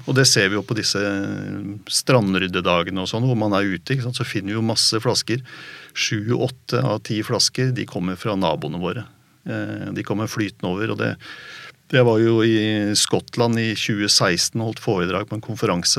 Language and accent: Norwegian; Oslo, Norway; Jeg vokste opp i Oslo